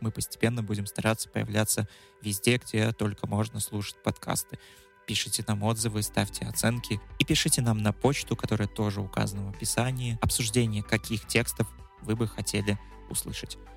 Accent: Pinsk, Brest Region, Belarus; я сам родом из Пинска, и мне хотелось получить еще больше какой-то интересной информации о своей малой родине

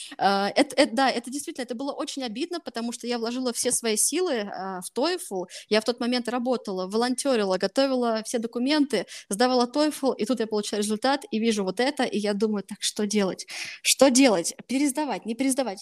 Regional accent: Voronezh, Voronezh Oblast, Russia; я вообще изначально из Воронежа, прожила всю жизнь в Воронеже.

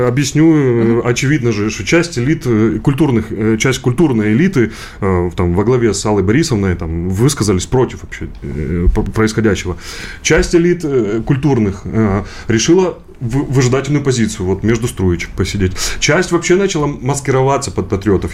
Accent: Donbas, Ukraine; now in Russia; я сам э, из Донбасса

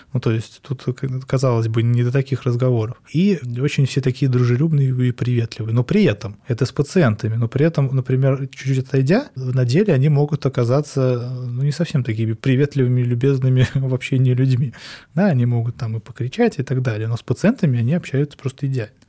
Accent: Russia; я был один из России

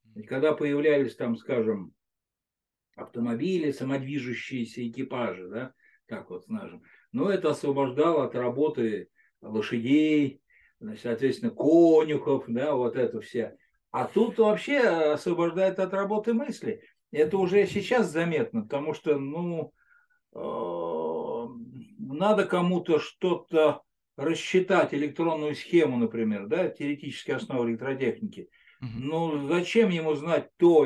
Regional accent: Moscow Oblast, Russia; я из Подмосковья

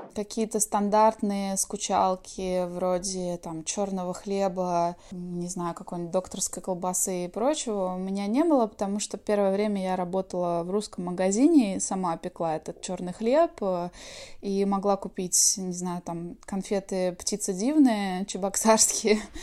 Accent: Svetlogorsk, Kaliningrad Oblast, Russia; moved away as an adult; now in California, United States; я родилась в Светлогорске, Калининградская область

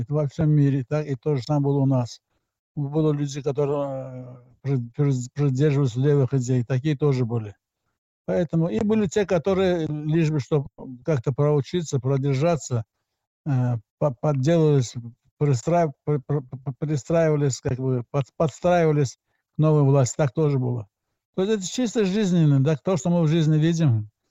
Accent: Azerbaijan; moved away as an adult; я из Азербайджана, из Советского Азербайджана

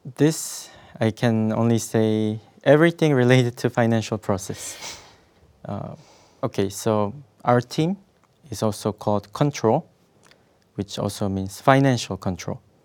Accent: South Korea; moved away as an adult; now in Russia; I'm originally from South Korea

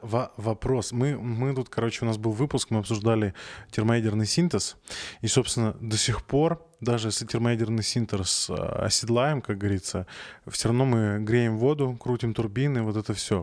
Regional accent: Arkhangelsk, Arkhangelsk Oblast, Russia; moved away; я из Архангельска.

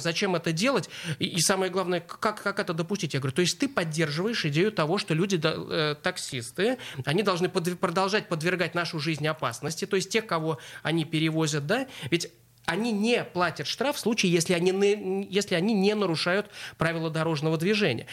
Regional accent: Saint Petersburg, Russia; мы, как петербуржцы, говорим, мы не только культурные, но мы и образовательная столица

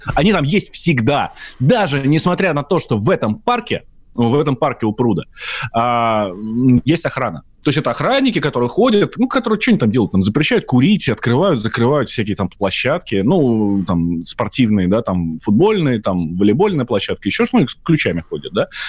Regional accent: Moscow, Russia; я москвич

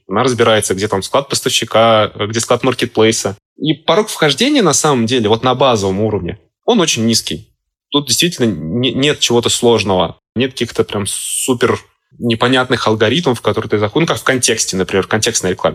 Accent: Saint Petersburg, Russia; Я сам из Петербурга

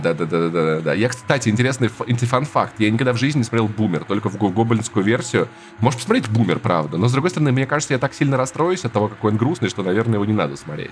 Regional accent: Russia; Мы выросли в России

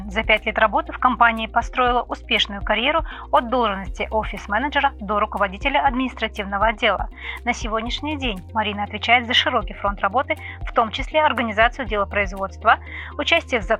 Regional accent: Zhezkazgan, Ulytau Region, Kazakhstan; Я вообще родом из Жесказгана, как вы знаете.

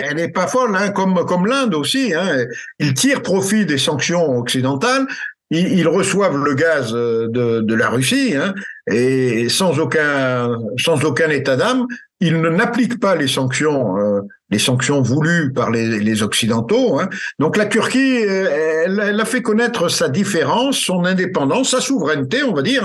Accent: France; chez nous en France

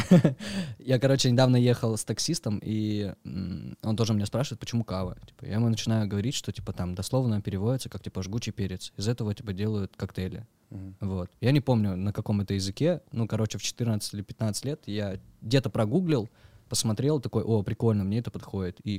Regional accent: Pyatigorsk, Stavropol Krai, Russia; moved away as an adult; now in Sochi, Russia; Я с Пятигорска. Ты я с Кавказа, да. Родился там, э, Пятигорск, МВ. Вот, уехал оттуда в 19 лет.

